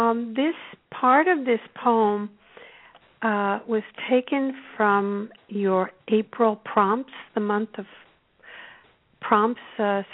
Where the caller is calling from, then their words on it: Topanga, California, United States; I'm calling from Topanga, California.